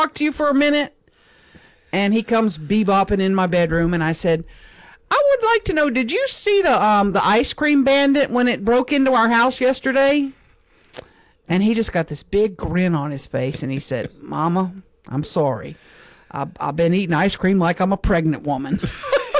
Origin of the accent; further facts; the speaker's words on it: Louisiana, United States; I'm from Louisiana